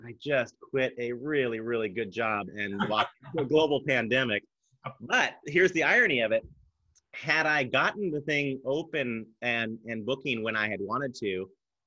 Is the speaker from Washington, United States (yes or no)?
yes; Edmonds, Washington, United States; also born or lived in Seattle; Growing up in Edmonds